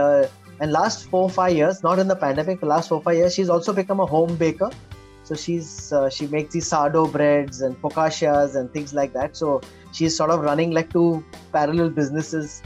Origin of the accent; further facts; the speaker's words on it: Mumbai, Maharashtra, India; I'm a Bombay boy and I grew up, I was born in Khar, suburb of Khar, and we were there till 1975.